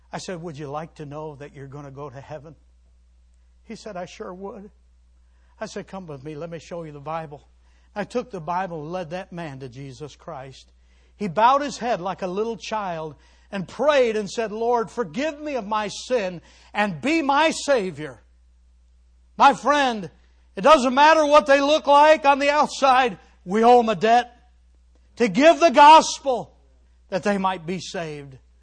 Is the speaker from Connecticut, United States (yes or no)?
no; Cleveland, Ohio, United States; moved away; I grew up in the Cleveland area